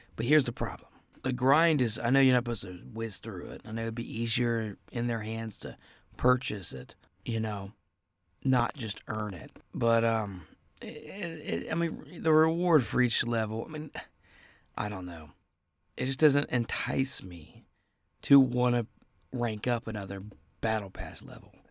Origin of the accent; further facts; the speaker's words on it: Ohio, United States; I'm from Ohio